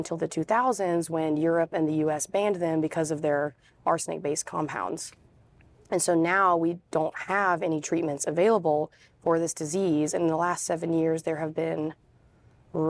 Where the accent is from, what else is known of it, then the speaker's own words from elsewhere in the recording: Raleigh, North Carolina, United States; I'm from Raleigh, North Carolina.